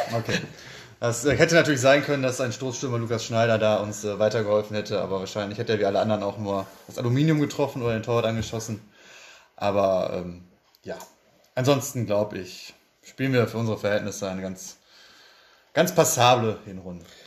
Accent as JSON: {"language": "German", "town": "Bottrop", "region": "North Rhine-Westphalia", "country": "Germany", "tie": "born or raised there", "also_born_or_lived": "Kirchhellen / Rentfort"}